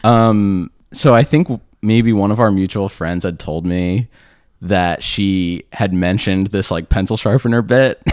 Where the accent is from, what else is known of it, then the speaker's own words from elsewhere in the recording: Philadelphia, Pennsylvania, United States; accent: suburban Philadelphia; my suburban Philadelphia accent